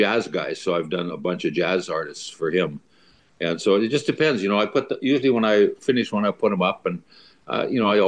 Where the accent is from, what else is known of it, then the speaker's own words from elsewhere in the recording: Stettler, Alberta, Canada; moved away as an adult; also born or lived in North Battleford, Saskatchewan / Seattle, Washington; when I was growing up in Stettler